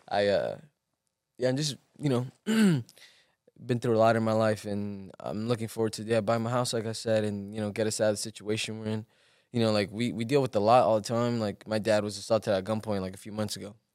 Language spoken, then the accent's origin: English; Los Angeles, California, United States; also born or lived in Guerrero, Mexico; growing up in Watts was, like, rough